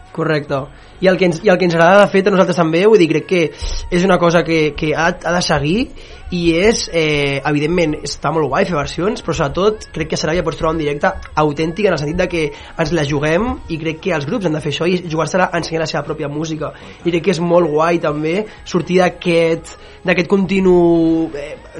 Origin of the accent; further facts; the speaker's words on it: Sabadell, Catalonia, Spain; jo sóc de Sabadell